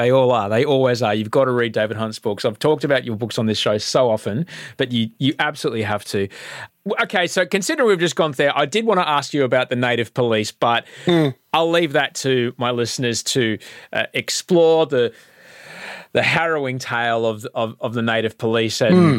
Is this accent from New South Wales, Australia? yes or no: no; Queensland, Australia; I grew up in Queensland.